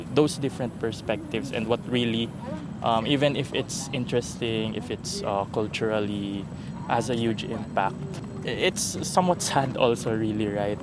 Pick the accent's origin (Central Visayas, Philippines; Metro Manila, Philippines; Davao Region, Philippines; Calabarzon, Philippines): Metro Manila, Philippines; Pasig; I'm from Pasig.